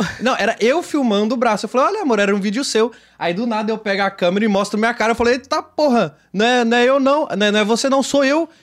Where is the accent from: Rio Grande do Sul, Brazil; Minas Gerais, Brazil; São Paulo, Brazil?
Minas Gerais, Brazil; Belo Horizonte; em Belo Horizonte, que é onde eu nasci.